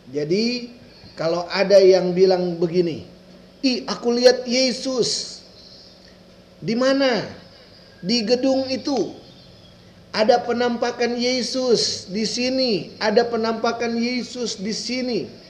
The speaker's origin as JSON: {"language": "Indonesian", "town": "Minahasa", "region": "North Sulawesi", "country": "Indonesia", "tie": "born or raised there", "said": "Daerah Manado itu ada satu jadi penghubung antara kota saya, kota saya, kota Minahasa dengan kota Manado ada satu jalur penghubung"}